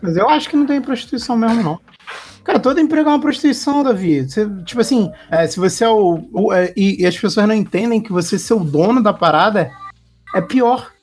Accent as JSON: {"language": "Portuguese", "region": "Rio de Janeiro", "country": "Brazil", "said": "eu sou do Rio"}